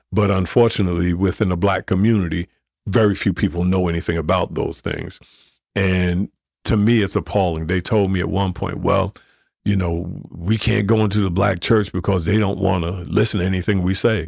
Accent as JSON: {"language": "English", "town": "Newark", "region": "New Jersey", "country": "United States", "tie": "born or raised there", "said": "growing up in Newark"}